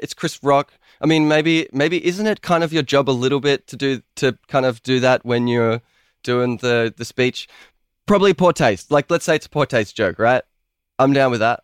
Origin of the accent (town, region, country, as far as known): Melbourne, Victoria, Australia